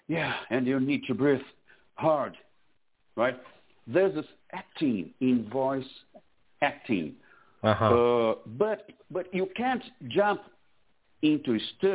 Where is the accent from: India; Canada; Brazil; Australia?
Brazil; English is a second language; moved away as an adult; now in Florida, United States; So this is because I moved from Brazil to here. I'm in Florida now.